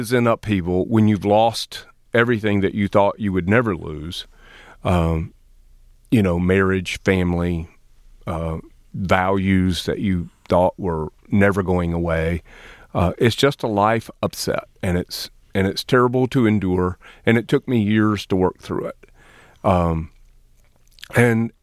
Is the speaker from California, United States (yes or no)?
no; Lower Alabama, United States; moved away as an adult; also born or lived in Fenton, Michigan; now in Michigan, United States; I am from Lower Alabama